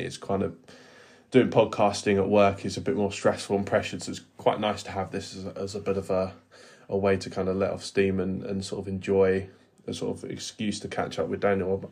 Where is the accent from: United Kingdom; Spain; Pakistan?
United Kingdom; England; as an English person